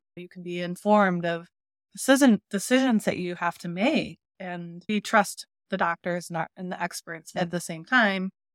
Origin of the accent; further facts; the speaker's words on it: St. Louis, Missouri, United States; We're both from Saint Louis